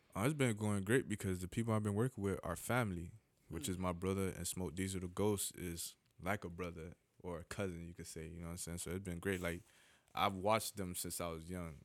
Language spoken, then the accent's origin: English; Miami, Florida, United States; Miami later. You know that's my hometown